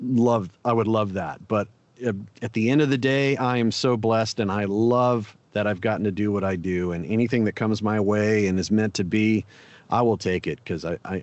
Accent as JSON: {"language": "English", "town": "Lake Charles", "region": "Louisiana", "country": "United States", "tie": "born or raised there", "moved": "yes", "said": "I was born in Lake Charles."}